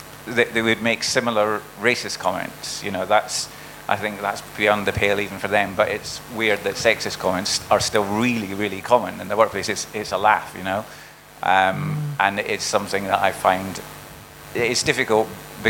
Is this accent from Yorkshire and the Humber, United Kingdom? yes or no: no; Dundee, Scotland, United Kingdom; now in London, United Kingdom